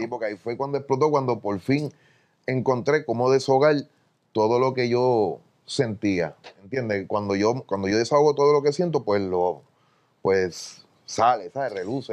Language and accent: Spanish; Carolina, Puerto Rico; yo soy de Villa Fontana